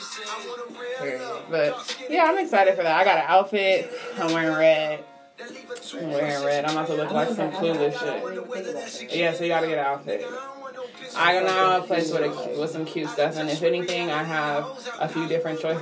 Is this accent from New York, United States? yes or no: no; Los Angeles, California, United States; now in Las Vegas, United States; I'm from Los Angeles